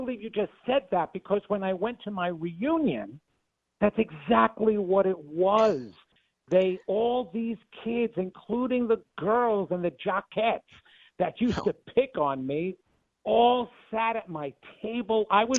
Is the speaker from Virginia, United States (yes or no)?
no; Levittown, New York, United States; I come from Levittown.